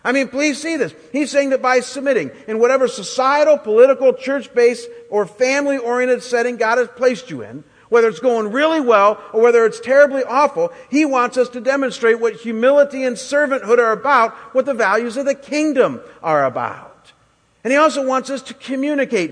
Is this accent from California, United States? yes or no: no; Chagrin Falls, Ohio, United States; moved away; I was back in my hometown of Chagrin getting a summer job